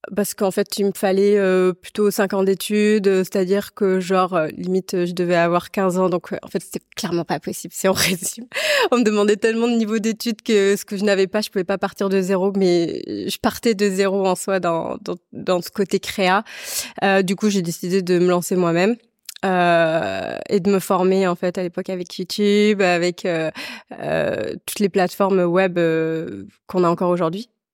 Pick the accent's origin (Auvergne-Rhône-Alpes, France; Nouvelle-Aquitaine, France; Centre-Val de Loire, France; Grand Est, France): Nouvelle-Aquitaine, France; La Rochelle; also born or lived in Vendée; je viens de La Rochelle, bord de mer. et en fait, j'ai j'ai grandi entre la Vendée et la Rochelle précisément.